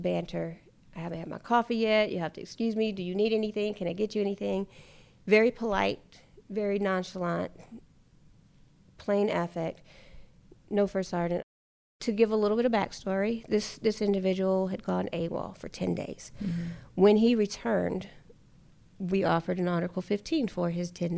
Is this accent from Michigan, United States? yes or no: no; North Carolina, United States; moved away as an adult; I'm from North Carolina